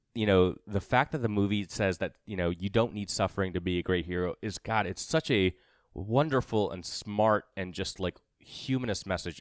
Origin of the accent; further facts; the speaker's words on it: Mumbai, Maharashtra, India; moved away; I'm from Mumbai